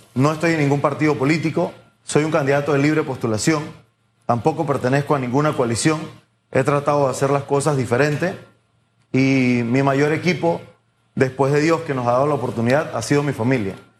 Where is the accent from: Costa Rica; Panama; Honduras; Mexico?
Panama; como productores panameños